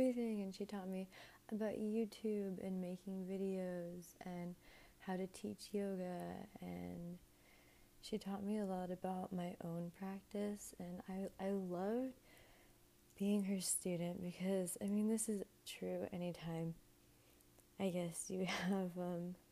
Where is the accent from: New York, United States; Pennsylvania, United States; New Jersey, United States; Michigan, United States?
New Jersey, United States; moved away as an adult; also born or lived in Miami; I moved from my hometown in New Jersey to Miami to go to college